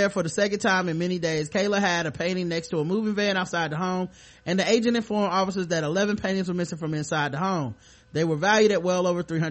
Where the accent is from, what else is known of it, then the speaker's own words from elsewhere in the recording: North Carolina, United States; my home state of North Carolina.